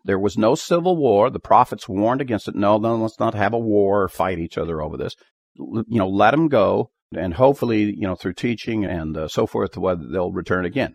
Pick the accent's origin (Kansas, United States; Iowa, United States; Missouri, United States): Kansas, United States; Dickinson County; I was born in Dickerson County, Kansas